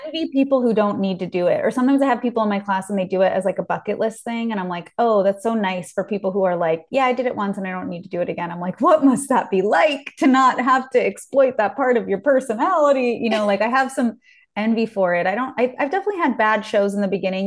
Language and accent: English; Beverly Hills, California, United States; growing up in Beverly Hills